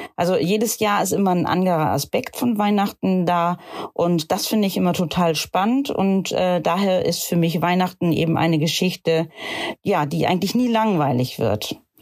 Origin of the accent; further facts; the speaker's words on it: Cuxhaven, Lower Saxony, Germany; ich komme aus Cuxhaven